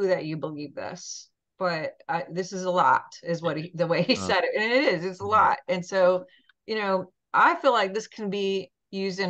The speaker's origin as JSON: {"language": "English", "region": "Montana", "country": "United States", "moved": "yes", "said": "I'm from Montana originally"}